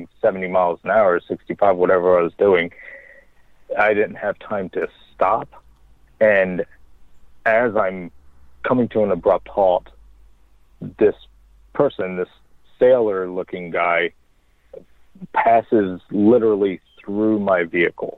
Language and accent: English; Maryland, United States; moved away as an adult; also born or lived in North Carolina; I'm born and raised in Maryland, and right out of high school, I took off and moved to North Carolina, just north of Charlotte